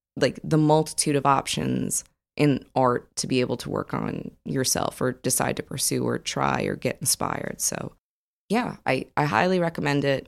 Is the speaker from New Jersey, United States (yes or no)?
yes; New Jersey, United States; now in Austin, United States; I grew up in New Jersey